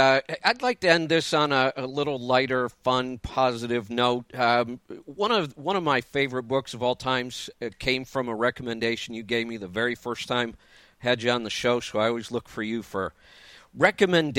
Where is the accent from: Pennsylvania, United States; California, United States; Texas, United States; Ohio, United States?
Ohio, United States; Streetsboro; I grew up in a little town in Ohio called Streetsboro